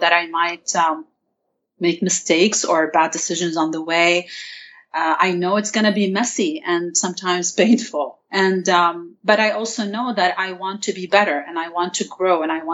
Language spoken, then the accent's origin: English; Lebanon; now in United States; my experience growing up in Lebanon, and by the way, about the accent, not all Lebanese have the same accent